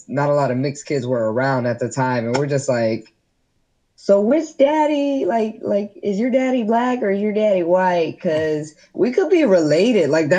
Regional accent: Gwinnett County, Georgia, United States; growing up in Gwinnett County, where everything is white and Christian

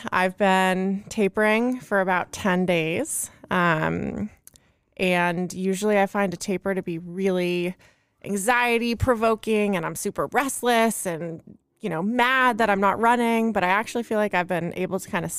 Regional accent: Carmel, California, United States; born or raised there; also born or lived in Los Angeles, United States / San Francisco, United States

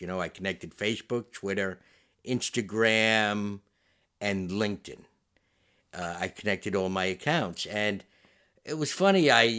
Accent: Westchester, New York, United States; I grew up in Westchester, New York, in a town. I was on the borderline of Yonkers and Bronxville

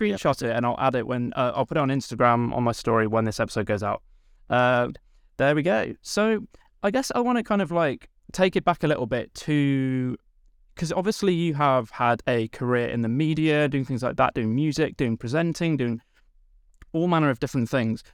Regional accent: Stratford-upon-Avon, West Midlands, United Kingdom; I'm from Stratford upon Avon in Warwickshire

